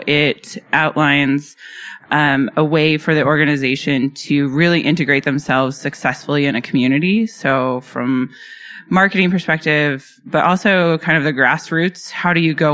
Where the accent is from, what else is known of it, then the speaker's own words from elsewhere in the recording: Loveland, Colorado, United States; I was actually born and raised in Loveland, Colorado.